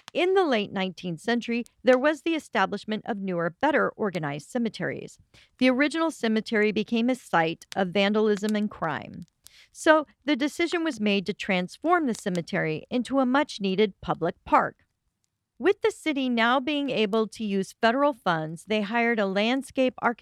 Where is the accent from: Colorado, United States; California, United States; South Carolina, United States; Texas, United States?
Colorado, United States; Growing up in Colorado